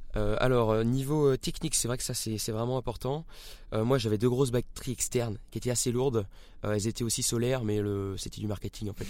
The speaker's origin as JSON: {"language": "French", "town": "Rennes", "region": "Brittany", "country": "France", "tie": "born or raised there", "also_born_or_lived": "Marseille", "moved": "yes", "said": "je suis originaire de Rennes euh, en Bretagne"}